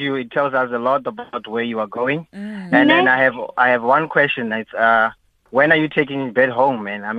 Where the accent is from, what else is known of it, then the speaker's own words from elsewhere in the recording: QwaQwa, Free State, South Africa; moved away as an adult; I'm actually from Kwakwa too, just I also came here for work purposes.